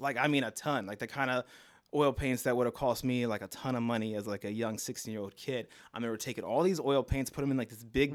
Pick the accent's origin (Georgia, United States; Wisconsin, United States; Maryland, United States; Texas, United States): Maryland, United States; Baltimore; accent: Baltimore; moved away as an adult; also born or lived in San Bernardino, California / Miami; now in New York, United States; I grew up in Baltimore with my grandparents and my mother